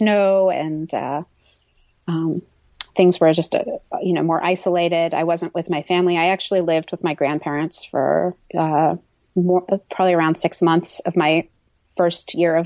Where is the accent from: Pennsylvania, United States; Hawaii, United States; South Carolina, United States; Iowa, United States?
Pennsylvania, United States; Pittsburgh; also born or lived in Madurai, India; My first memories are all of my first winter in Pittsburgh, Pennsylvania